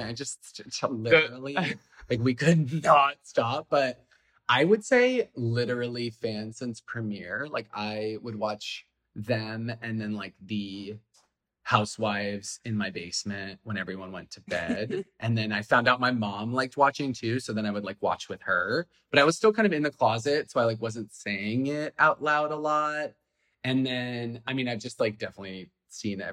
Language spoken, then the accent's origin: English; Idaho, United States; moved away; coming from Idaho